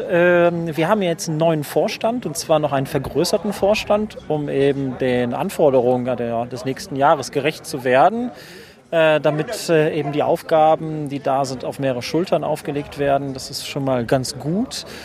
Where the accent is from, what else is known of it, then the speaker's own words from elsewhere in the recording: Neuss, North Rhine-Westphalia, Germany; Ich komme aus Neuss, das ist quasi sowas wie der Parkplatz von Düsseldorf.